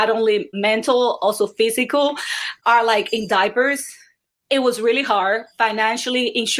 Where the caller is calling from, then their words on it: Clifton, New Jersey, United States; I live in Clifton, New Jersey in the United States. So a little gloomy today.